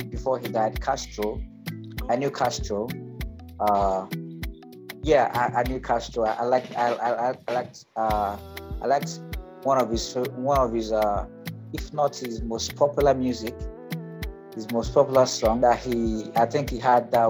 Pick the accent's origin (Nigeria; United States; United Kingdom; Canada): Nigeria; now in Ghana; I'm a Nigerian. I was in Nigeria before I moved to Ghana.